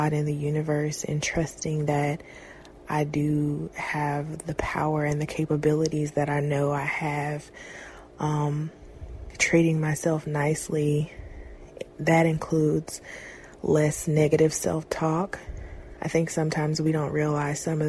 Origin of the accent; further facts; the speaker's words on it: Fayetteville, North Carolina, United States; I am 23 years old and I am from Fayetteville, North Carolina.